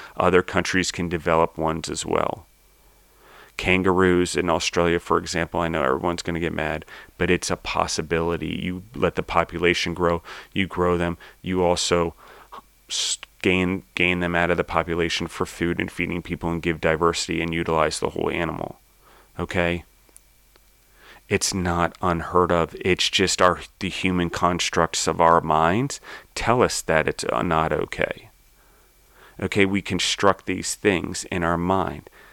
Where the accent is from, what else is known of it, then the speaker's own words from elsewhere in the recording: United States; I was born in the United States.